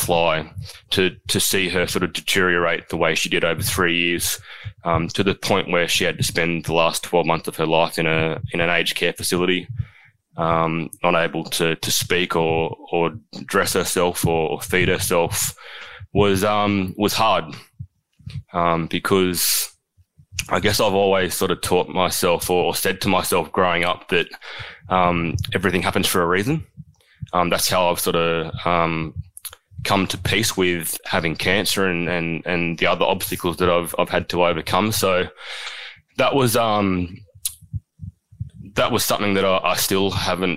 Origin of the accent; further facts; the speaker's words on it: Canberra, Australian Capital Territory, Australia; I remember growing up in Canberra, fortnightly trips to Batemans Bay to spend the weekend with grandparents